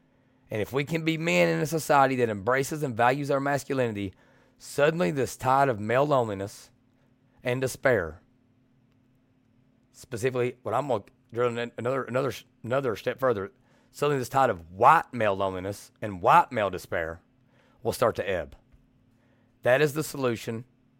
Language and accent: English; Kentucky, United States; And I'm from Southeastern Kentucky. We're from like 45 minutes from each other.